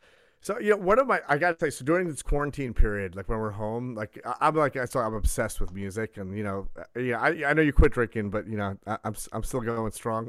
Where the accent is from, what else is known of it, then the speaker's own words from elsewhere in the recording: New York, United States; I'm from New York, so we used to go to the Beacon shows all the time